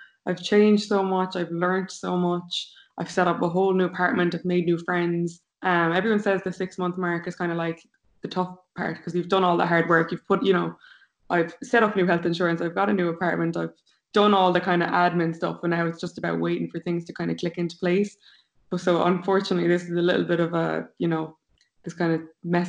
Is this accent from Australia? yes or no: no; Limerick, Munster, Ireland; moved away as an adult; now in New York, United States; We're both from Limerick.